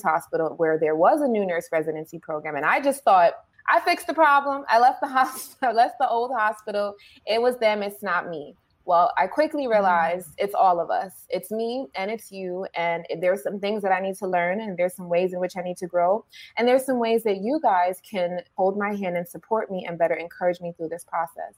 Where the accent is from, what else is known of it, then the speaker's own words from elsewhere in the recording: New York City, New York, United States; I started in New York, in the Bronx, in my hometown, at a children's hospital